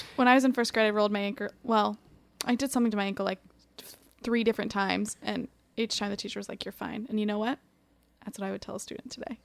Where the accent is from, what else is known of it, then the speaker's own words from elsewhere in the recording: Ohio, United States; I'm from Ohio